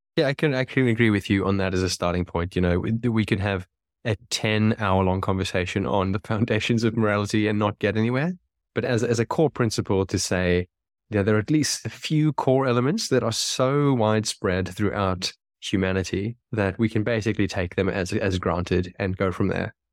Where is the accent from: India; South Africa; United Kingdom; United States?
South Africa; where I was born, I was born in South Africa.